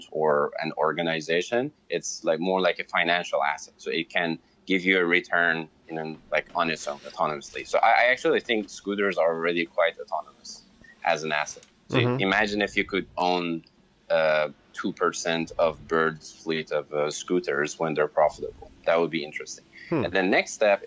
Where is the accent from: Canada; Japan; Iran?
Iran; moved away; I'm Iranian, I'm from Iran